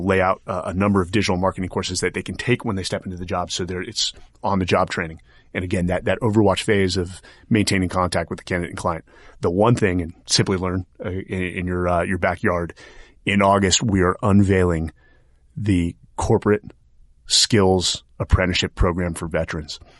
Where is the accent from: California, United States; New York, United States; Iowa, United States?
California, United States; Atherton; I was born and raised in Silicon Valley.